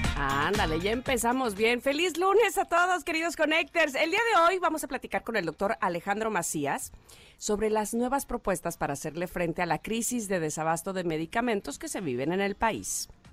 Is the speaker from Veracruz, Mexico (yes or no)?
yes; Veracruz, Mexico; cuando era niña, y miren de dónde soy, soy de Veracruz, y entraba yo al mar